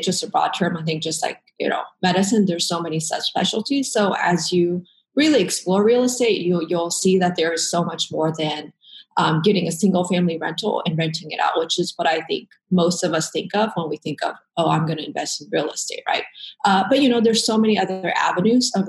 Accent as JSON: {"language": "English", "town": "Dallas", "region": "Texas", "country": "United States", "moved": "as an adult", "lives_now": "Portland, United States", "said": "I'm originally from Dallas-Fort Worth, pretty much spent most of my life in Texas."}